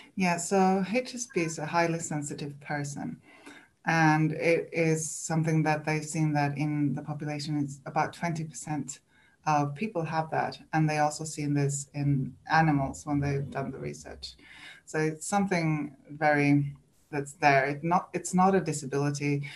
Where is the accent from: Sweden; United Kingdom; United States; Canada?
Sweden; English is a second language; moved away as an adult; now in New Zealand; English is not my first language. I'm from Sweden